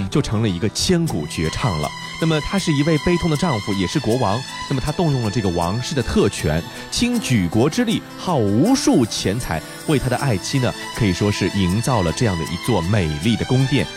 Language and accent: Chinese; Shanghai, China; 大世界不光是咱们上海人喜欢去的一个地方